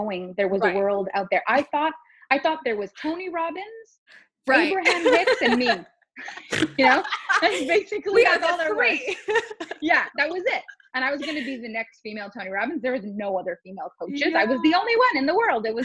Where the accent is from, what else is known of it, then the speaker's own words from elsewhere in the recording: Canada; first language French; English is a second language; I'm French Canadian. So my first language is actually French.